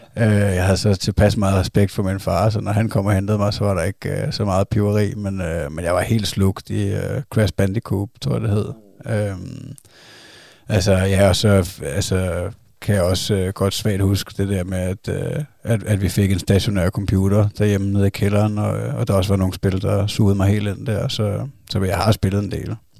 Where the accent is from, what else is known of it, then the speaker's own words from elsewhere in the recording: Zealand, Denmark; vi er fra Sjælland